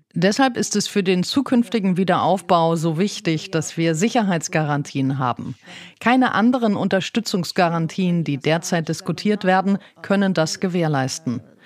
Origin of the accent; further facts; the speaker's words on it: Ukraine; in meiner Heimatstadt